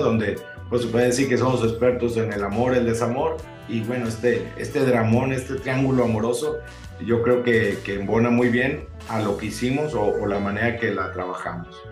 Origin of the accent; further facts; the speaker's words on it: Monterrey, Nuevo León, Mexico; somos, o seguimos siendo la banda regia